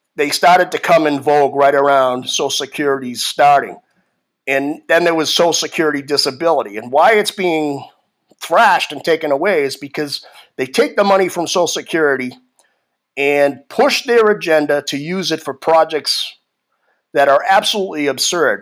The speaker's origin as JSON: {"language": "English", "town": "Boston", "region": "Massachusetts", "country": "United States", "tie": "born or raised there", "moved": "yes", "said": "I grew up in Boston, in Massachusetts, probably the most liberal state in the country"}